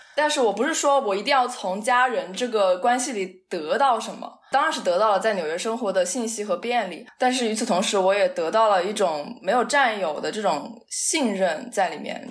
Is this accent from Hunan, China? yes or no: yes; Changsha, Hunan, China; also born or lived in Baltimore, United States; now in New York, United States; 我从小生活在 湖南长沙的那个家，就是一直人都很多